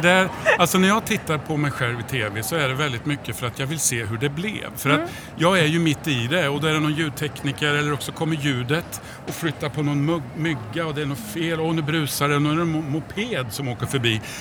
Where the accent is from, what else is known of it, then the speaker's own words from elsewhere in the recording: Degerfors, Örebro County, Sweden; jag är från Degerfors